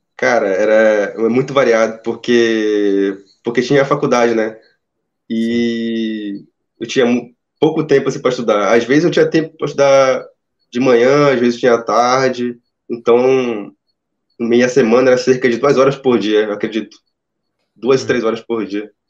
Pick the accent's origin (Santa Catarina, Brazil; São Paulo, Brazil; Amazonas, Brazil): Amazonas, Brazil; Itacoatiara; Eu sou aqui do Amazonas, eu tô na cidade de Itacoatiara